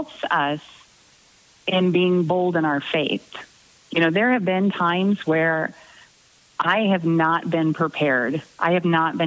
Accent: Southwest Missouri, United States; moved away as an adult; also born or lived in Concordia, Missouri / Iowa City, Iowa; I grew up in Southwest Missouri

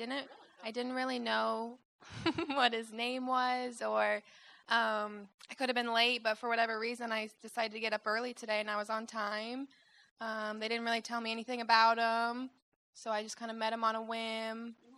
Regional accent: Marion, Indiana, United States; moved away as an adult; now in Fort Wayne, United States; I am from Fort Wayne, Indiana. I go there for college, but I'm originally from Marion, Indiana. So I have a couple friends there.

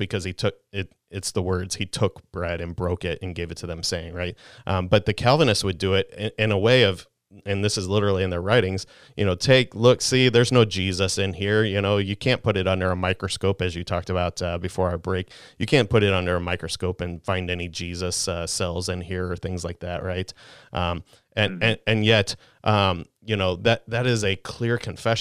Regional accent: St. Louis, Missouri, United States; I grew up in South St. Louis

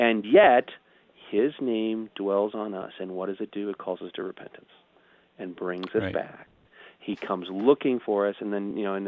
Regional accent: St. Louis, Missouri, United States; growing up in the St. Louis area

